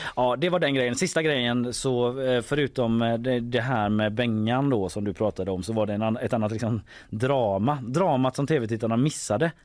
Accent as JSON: {"language": "Swedish", "town": "Gothenburg", "region": "Västra Götaland", "country": "Sweden", "tie": "born or raised there", "said": "i Haga där jag växte upp"}